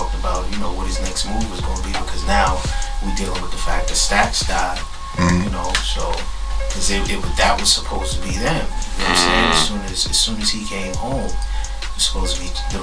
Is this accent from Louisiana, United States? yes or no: no; New York City, New York, United States; we basically grew up in the same hood